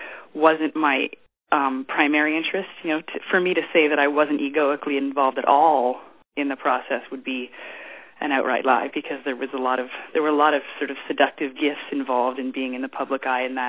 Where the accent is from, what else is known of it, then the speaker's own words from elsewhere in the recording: Ottawa, Ontario, Canada; moved away as an adult; also born or lived in Los Angeles; I was born in Ottawa, Canada, and then I eventually arrived in Los Angeles when I was 19